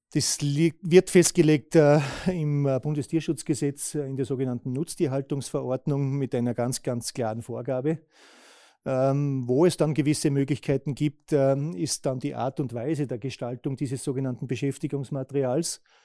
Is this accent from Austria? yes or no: yes; Austria; bei uns in Österreich